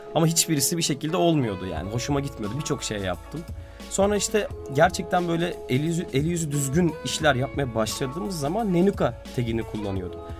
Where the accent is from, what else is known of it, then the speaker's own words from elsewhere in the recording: Istanbul, Turkey; Biz Beyoğlu'nda doğduk büyüdük ailecek babamla ben de.